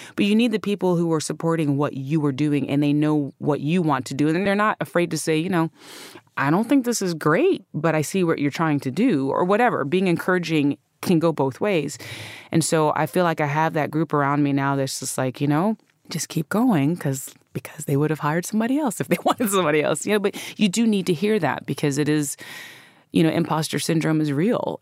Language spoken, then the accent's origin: English; North Carolina, United States; I'm from North Carolina. I grew up in North Carolina